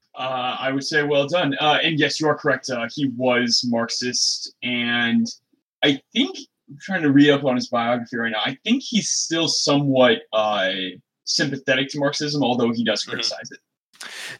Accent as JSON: {"language": "English", "region": "Midwest", "country": "United States", "also_born_or_lived": "Michigan", "moved": "yes", "lives_now": "Seattle, United States", "said": "I'm from the Midwest where like 90, 100 degrees with humidity that that is on the table for our summers."}